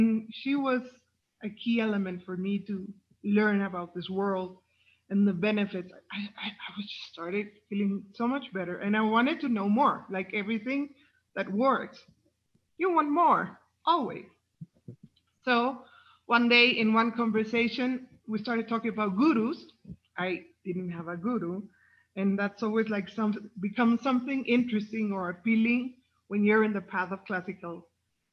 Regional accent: Mexico; I'm from Mexico.

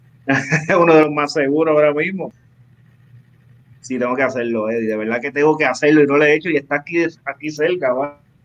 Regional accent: Ciales, Puerto Rico; de mi pueblo de Ciales

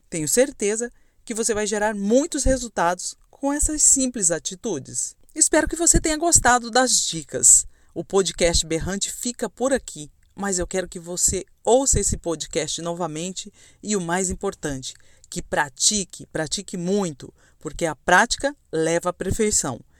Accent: Camapuã, Mato Grosso do Sul, Brazil; Eu nasci em Camapuã, uma cidadezinha de 13 mil habitantes do interior de Mato Grosso do Sul

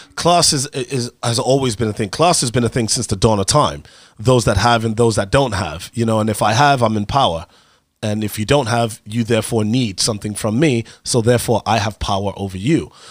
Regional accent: United States; I'm an American

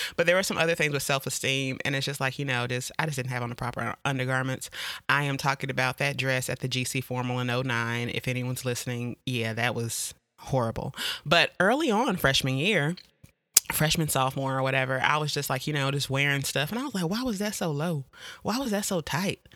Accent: Jacksonville, North Carolina, United States; I'm from Jacksonville, North Carolina, more specifically Camp Lejeune

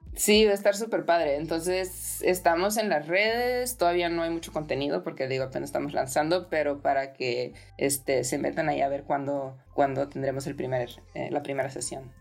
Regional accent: Ensenada, Baja California, Mexico; moved away as an adult; also born or lived in Europe; crecí en Ensenada

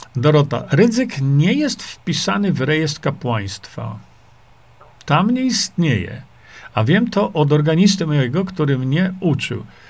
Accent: Świdnik, Lublin Voivodeship, Poland; Tam się wychowałem

